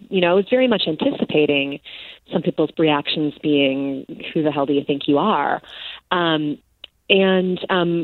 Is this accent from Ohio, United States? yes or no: no; Chicago, Illinois, United States; I'm from Chicago. I've lived there basically my entire life, minus college and a couple years.